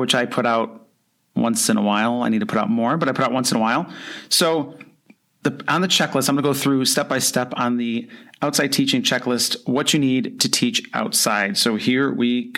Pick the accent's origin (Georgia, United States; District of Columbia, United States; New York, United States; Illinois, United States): New York, United States; Buffalo; now in Florida, United States; I grew up near Buffalo, New York